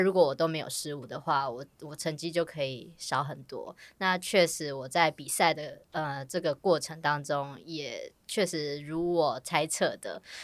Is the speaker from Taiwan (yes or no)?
yes; Taiwan; 我们台湾人